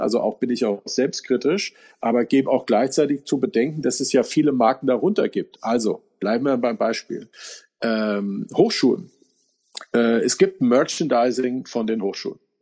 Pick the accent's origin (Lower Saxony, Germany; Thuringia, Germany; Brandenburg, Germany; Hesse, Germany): Hesse, Germany; Giessen; wir sind groß geworden in Gießen mit 30.000 Amerikanern